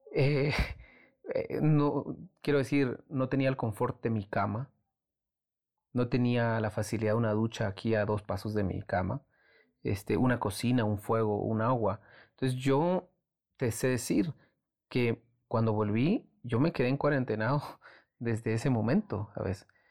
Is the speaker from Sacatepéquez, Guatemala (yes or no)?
yes; Antigua Guatemala, Sacatepéquez, Guatemala; Antigua, que es como mi ciudad natal